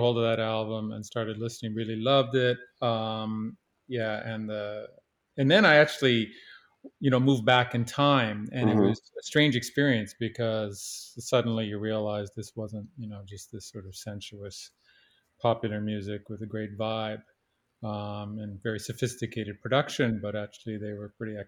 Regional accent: Canada; I grew up in Canada, and one of the good fortunes of growing up in Canada

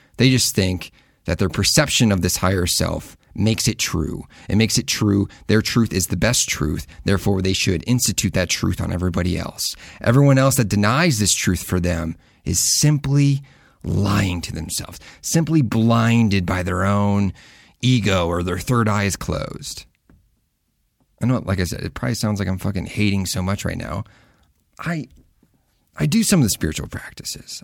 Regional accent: Midwest, United States; I grew up in the Midwest

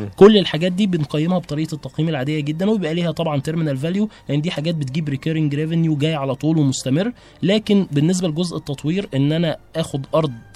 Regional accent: Egypt; عندنا في مصر

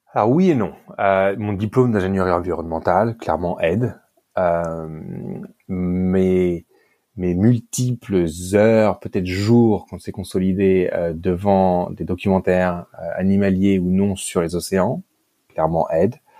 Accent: Paris, Île-de-France, France; moved away as an adult; also born or lived in Great Britain; now in Cape Town, South Africa; je suis français. Euh, euh j'ai je suis né, j'ai grandi à Paris

